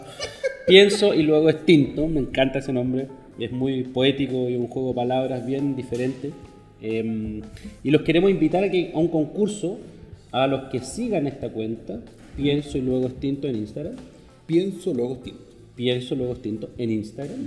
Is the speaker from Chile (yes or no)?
yes; Chile; soy chileno